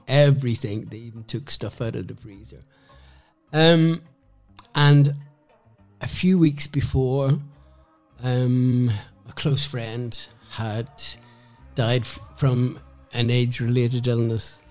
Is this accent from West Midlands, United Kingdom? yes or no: no; Belfast, Northern Ireland, United Kingdom; moved away as an adult; also born or lived in Dublin; now in London, United Kingdom; I was born in Belfast and um, came out at the time when the Troubles were starting.